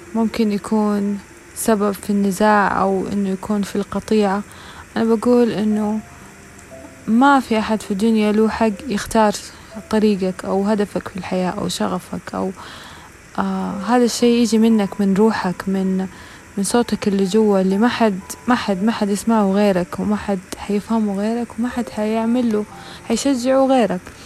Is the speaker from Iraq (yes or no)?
no; the Western Region, Hejaz, Saudi Arabia; عندنا في الغربية